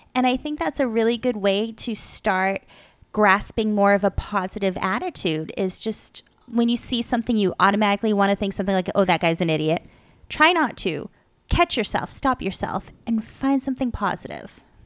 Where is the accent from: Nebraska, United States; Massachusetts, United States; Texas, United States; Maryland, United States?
Massachusetts, United States; Dracut; moved away; I grew up in Drake at Mass, and it used to be a lot of farmland